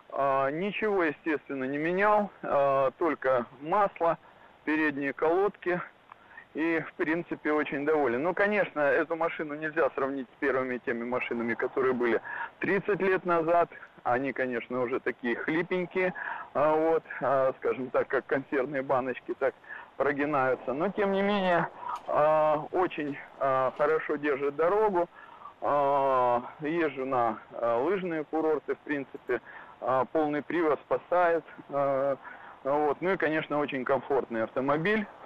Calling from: Japan; А, добрый день, э … я из Японии.

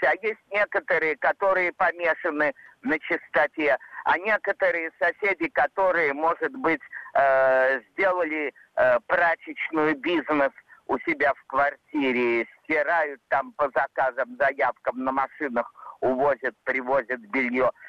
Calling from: Kaluga, Kaluga Oblast, Russia; из Калуги.

